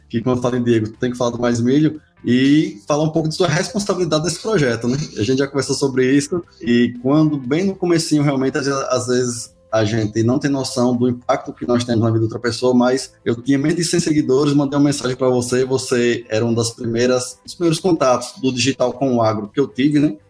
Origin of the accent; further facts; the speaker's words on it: Paripiranga, Bahia, Brazil; Sou de Paripiranga, cidade aqui do interior da Bahia